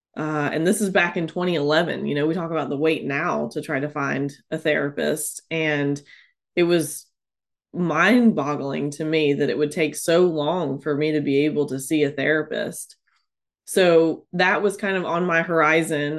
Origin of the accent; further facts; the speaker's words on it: North Carolina, United States; also born or lived in Tennessee; came back to North Carolina and back to my hometown